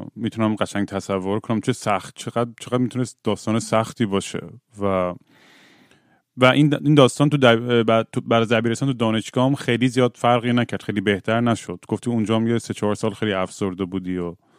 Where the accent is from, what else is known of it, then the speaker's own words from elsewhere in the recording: Bushehr, Bushehr Province, Iran; منم بوشهر زیاد بودم دیگه بچه بوشهرم